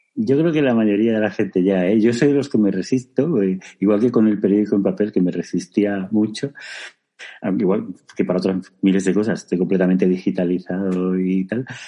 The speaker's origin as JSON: {"language": "Spanish", "region": "Extremadura", "country": "Spain", "said": "activista LGBT y extremeño"}